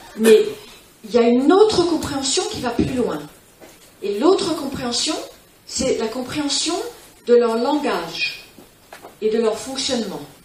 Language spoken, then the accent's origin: French; Spain; also born or lived in California; je suis élevée en Espagne